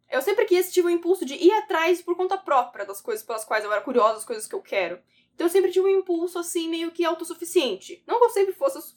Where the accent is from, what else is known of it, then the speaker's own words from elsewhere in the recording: São Vicente, São Paulo, Brazil; now in São Paulo, Brazil; eu nasci, eu sou, fui criada, inclusive, em São Vicente, no litoral sul de São Paulo, ainda que hoje eu more no, no na capital, em São Paulo, certo?